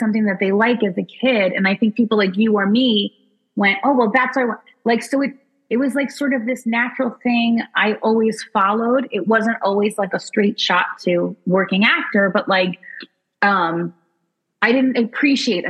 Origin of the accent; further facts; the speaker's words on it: New Jersey, United States; also born or lived in Brooklyn, New York; I grew up there till I was like 3 or 4, and then we moved to New Jersey